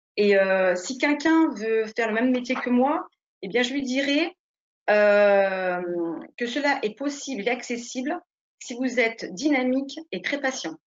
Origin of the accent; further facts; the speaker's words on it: Nice, Provence-Alpes-Côte d'Azur, France; moved away as an adult; now in Saint-Médard-en-Jalles, France; je suis née à Nice, j'ai fait du coup toutes mes études dans ma ville natale